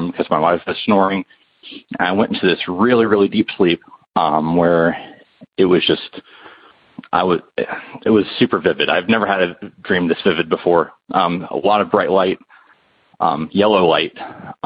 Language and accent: English; North Carolina, United States; I'm from North Carolina